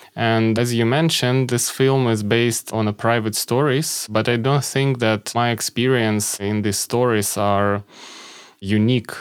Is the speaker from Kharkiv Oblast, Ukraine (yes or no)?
yes; Kharkiv, Kharkiv Oblast, Ukraine; moved away as an adult; also born or lived in Kyiv; my hometown, Kharkiv